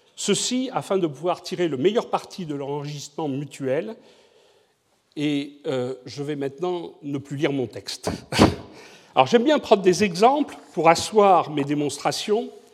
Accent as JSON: {"language": "French", "town": "Bordeaux", "region": "Nouvelle-Aquitaine", "country": "France", "said": "je suis bordelais"}